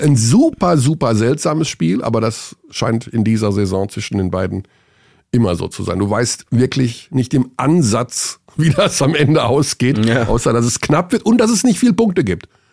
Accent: Hagen, North Rhine-Westphalia, Germany; In meiner Heimatstadt Hagen, weil meine Mutter meinte, als ich geboren wurde, waren es 31 Grad

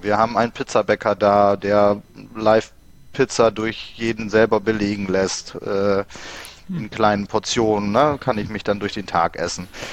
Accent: Bremen, Germany; moved away as an adult; now in Emsland, Germany; Ich komme gebürtig aus Bremen. Der Liebe wegen im Emsland gelandet

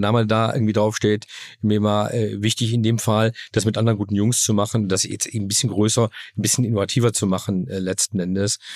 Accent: Germany; ich bin in Deutschland aufgewachsen

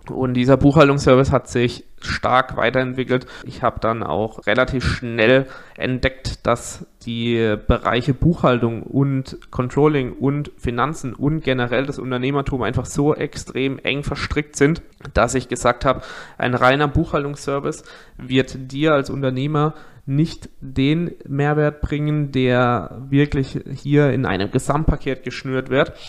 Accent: near Karlsruhe, Baden-Württemberg, Germany; Ich komme aus der Nähe von Karlsruhe

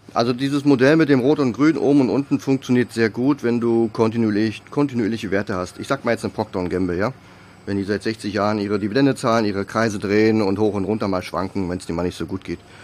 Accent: Germany

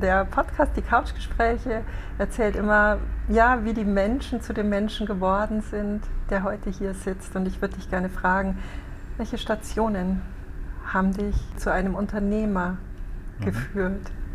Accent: Rosenheim, Bavaria, Germany; meiner Heimatstadt in Rosenheim

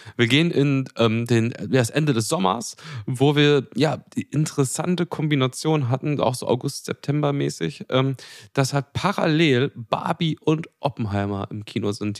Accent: Germany; als Deutsche

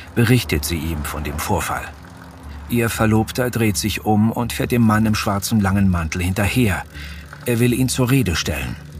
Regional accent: Munich, Bavaria, Germany; hier in meiner Heimatstadt München

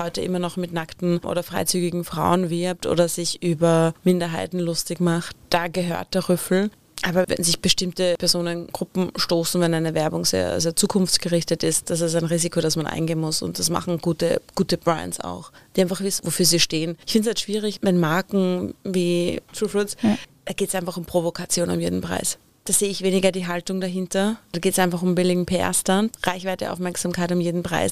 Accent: Upper Austria, Austria; Gemäß meiner Heimat ein oberösterreichischer Bergsee.

